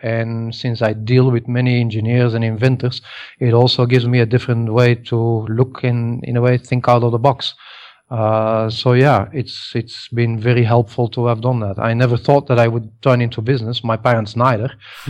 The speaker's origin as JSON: {"language": "English", "town": "Antwerp", "region": "Flanders", "country": "Belgium", "moved": "as an adult", "lives_now": "Ahmedabad, India", "said": "I'm originally from Belgium, from Antwerp. I came here in 97 to Ahmedabad in Gujarat, and I've been living here since."}